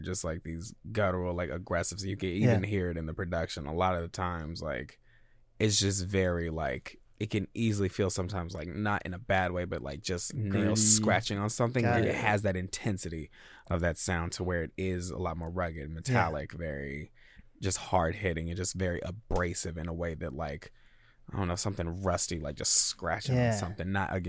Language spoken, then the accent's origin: English; United States; I'm American, very American at the same time.